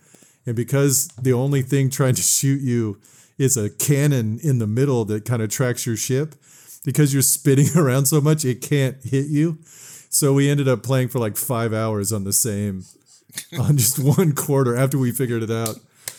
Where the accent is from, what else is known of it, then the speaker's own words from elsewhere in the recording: Bay City, Michigan, United States; they had one in this pizza place in near my hometown in Bay City.